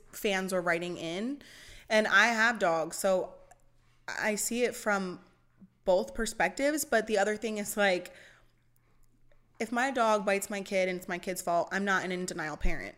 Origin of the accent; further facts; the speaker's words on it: Pennsylvania, United States; moved away as an adult; also born or lived in Allentown, Pennsylvania / Dover, Delaware; now in Delaware, United States; I'm from Pennsylvania. I lived in North East Pennsylvania